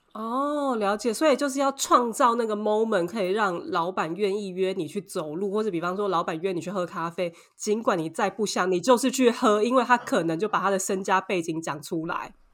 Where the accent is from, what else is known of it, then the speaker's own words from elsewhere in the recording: Taiwan; now in Paris, France; 我们台湾人